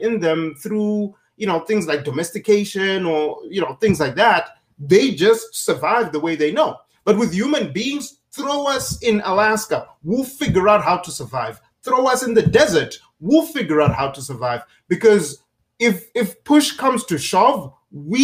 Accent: Zimbabwe; now in United States; growing up in Zimbabwe

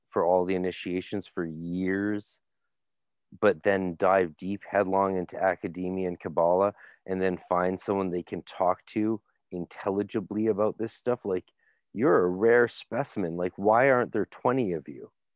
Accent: Canada; I'm Canadian

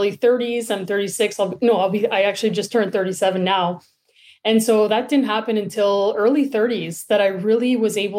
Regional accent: Sudbury, Ontario, Canada; moved away as an adult; now in Toronto, Canada; I grew up in Sudbury, Northern Ontario

